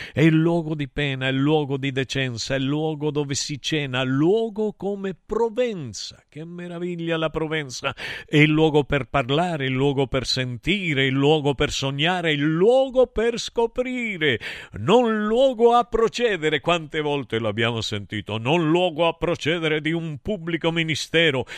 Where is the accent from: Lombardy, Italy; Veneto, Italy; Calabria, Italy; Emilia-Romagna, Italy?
Calabria, Italy; parlo della mia Calabria, io la considero una nazione